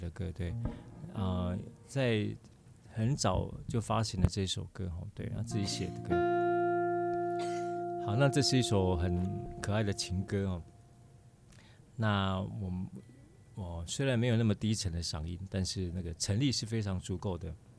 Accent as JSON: {"language": "Chinese", "region": "Kaohsiung", "country": "Taiwan", "said": "美美娇良是我们高雄人哦， 真的，对对对对，我没有在 follow 他， 因为我们就是也是高雄"}